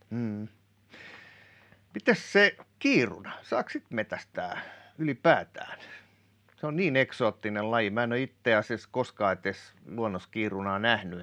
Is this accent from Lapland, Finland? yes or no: no; Kotka, Kymenlaakso, Finland; also born or lived in Päijät-Häme; mä kun tuun Kotkasta